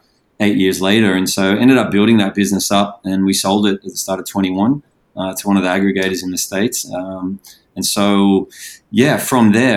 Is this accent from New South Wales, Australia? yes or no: yes; Sydney, New South Wales, Australia; moved away as an adult; now in Indonesia; born and bred in Sydney, Australia.